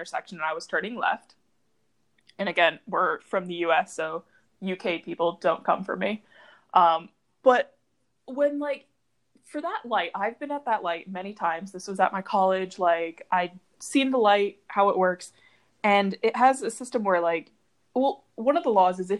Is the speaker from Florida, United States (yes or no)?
no; Syracuse, New York, United States; I'm from Syracuse